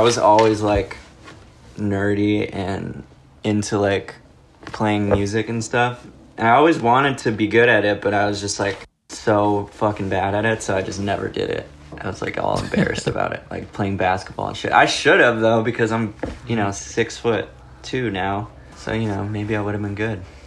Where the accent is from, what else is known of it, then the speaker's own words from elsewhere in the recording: Los Angeles, California, United States; I grew up in LA. Like, my room that I'm sitting in right now is pretty much the area that I grew up. Like, I just grew up around Echo Park and Silver Lake.